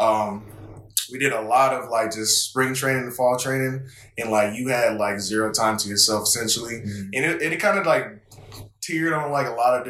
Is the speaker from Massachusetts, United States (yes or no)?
no; Waterloo, Iowa, United States; moved away as an adult; now in Reno, United States; I'm from Waterloo, that's where I'm from, and the school that I went to play football at is pretty much 15 minutes away from where I live at, so it's kind of like a hometown kind of thing